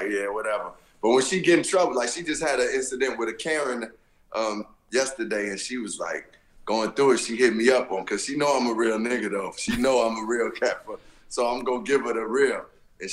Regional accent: Chicago, Illinois, United States; we grew up on the South Side

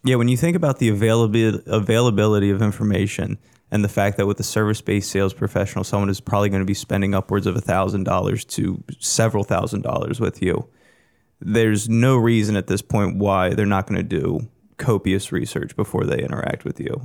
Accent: York, Pennsylvania, United States; my hometown of York

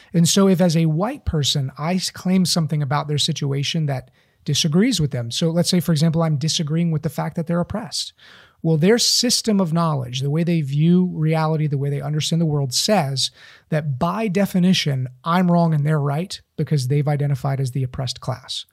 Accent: East Tennessee, United States; growing up in East Tennessee

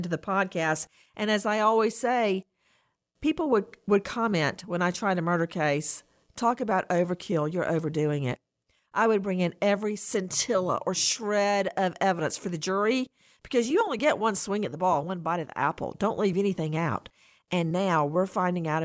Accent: Bibb County, middle Georgia, United States; I grew up not in Macon, Georgia, in middle Georgia, rural Georgia. I grew up outside the city limits in unincorporated Bibb County

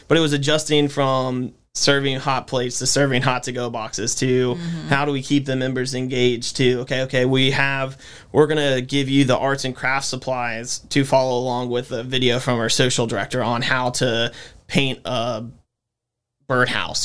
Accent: Winston-Salem, North Carolina, United States; born and raised in Winston, so I've been here my whole life

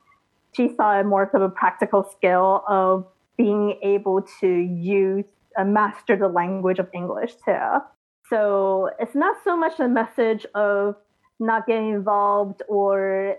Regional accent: United States; So of an educational system and the same process like growing up in America.

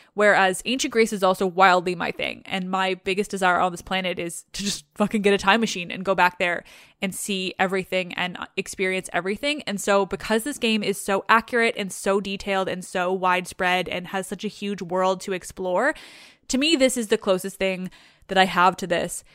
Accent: Canada; I'm Canadian

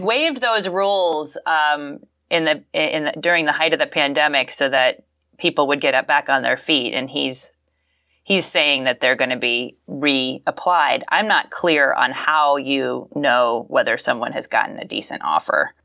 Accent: Falls Church, Virginia, United States; I am from Falls Church, Virginia, Northern Virginia, the D C suburbs

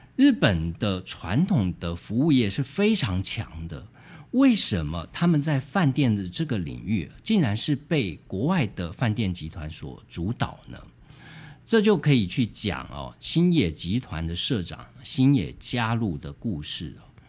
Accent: Taiwan; 就连我们台湾人

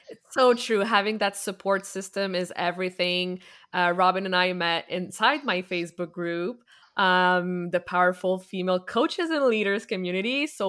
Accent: Quebec, Canada; I'm also from Quebec.

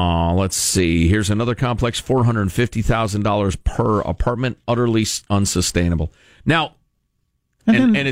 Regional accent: Chicago, Illinois, United States; Growing up in Chicagoland

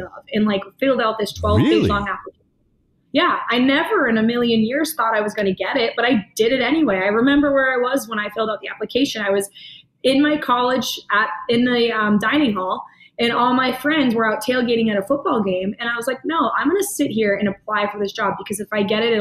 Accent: New Hampshire, United States

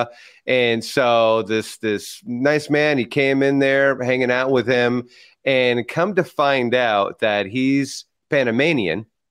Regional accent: San Francisco, California, United States; first language Spanish; English is a second language; growing up in San Francisco

